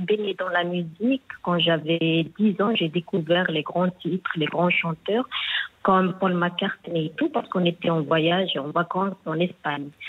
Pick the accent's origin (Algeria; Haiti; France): Algeria; Algiers, Algiers Province; Je suis d'Algérie, Alger, la capitale